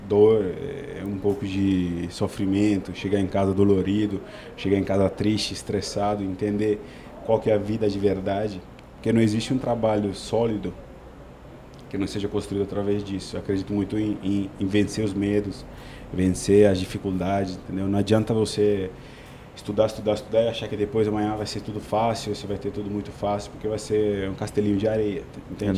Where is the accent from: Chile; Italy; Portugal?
Italy; Portuguese is a second language; moved away as an adult; now in Brazil; Eu sou italiano, é um país lindo